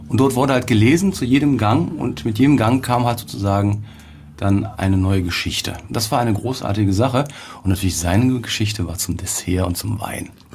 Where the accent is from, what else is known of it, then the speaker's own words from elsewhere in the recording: Cologne, North Rhine-Westphalia, Germany; bei uns in Köln